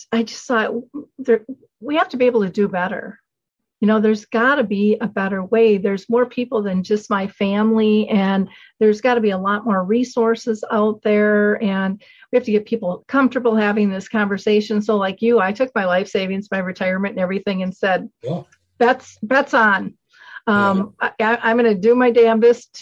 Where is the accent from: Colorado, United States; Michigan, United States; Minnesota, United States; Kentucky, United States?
Minnesota, United States; I'm a girl from Minnesota. I didn't travel much.